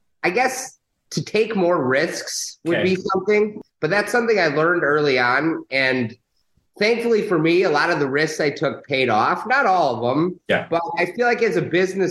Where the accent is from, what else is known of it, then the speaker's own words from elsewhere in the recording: Chicago, Illinois, United States; I'm a Chicagoan, born and raised in Chicago